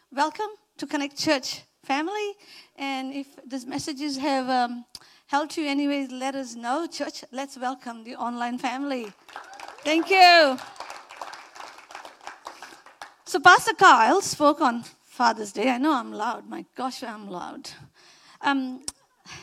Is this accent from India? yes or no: yes; India; accent: Indian; moved away; my Indian accent